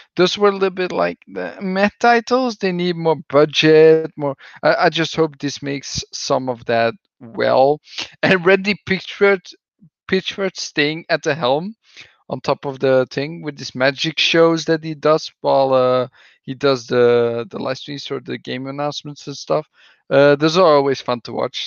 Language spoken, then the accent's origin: English; Belgium; English is a second language; that's what we do somewhat in Belgium. with my accent